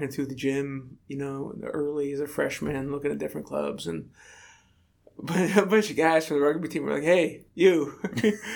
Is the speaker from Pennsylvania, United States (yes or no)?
yes; State College, Pennsylvania, United States; when I was about 12 years old in State College, Pennsylvania, my hometown